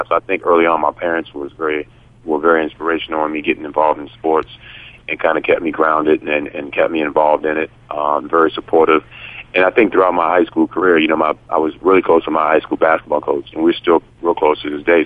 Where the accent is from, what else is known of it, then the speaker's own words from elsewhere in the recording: Yorktown, Virginia, United States; growing up in Virginia, obviously LT grew up 15 minutes from me in Williamsburg, and I grew up in Yorktown